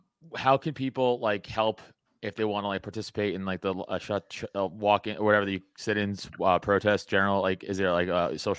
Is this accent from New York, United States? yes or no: yes; New York, United States; I'm a New Yorker.